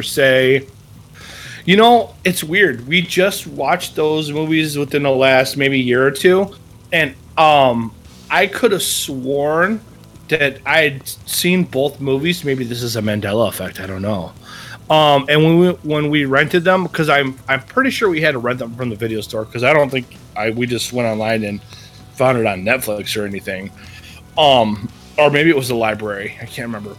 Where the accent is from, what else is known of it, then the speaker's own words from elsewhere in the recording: Wisconsin, United States; I'm from Wisconsin